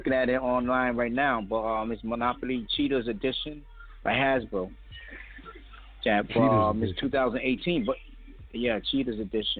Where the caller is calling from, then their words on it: New York, United States; I'm calling from New York.